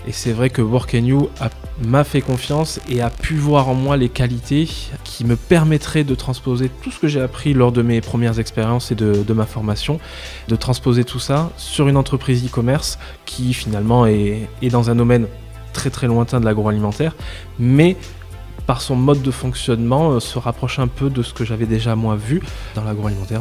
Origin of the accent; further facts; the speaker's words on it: Bordeaux, Nouvelle-Aquitaine, France; also born or lived in Agen; Je viens de Bordeaux à, l'origine